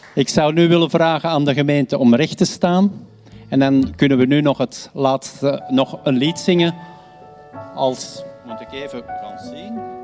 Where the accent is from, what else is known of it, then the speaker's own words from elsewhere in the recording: Belgium; wij als Belgen